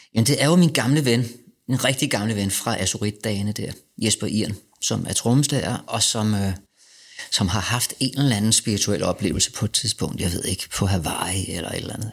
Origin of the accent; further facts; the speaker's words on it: Denmark; also born or lived in Vesterbro, Copenhagen; som dansker